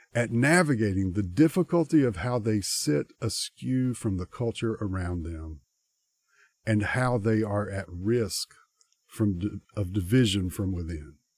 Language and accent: English; United States; us as American Christians because we live in a culture